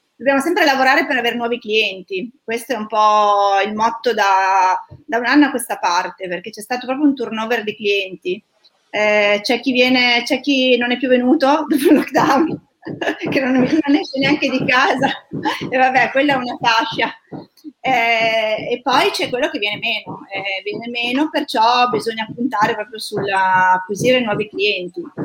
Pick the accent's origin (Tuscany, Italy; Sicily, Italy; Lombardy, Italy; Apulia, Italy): Lombardy, Italy; Milan; io sono di Milano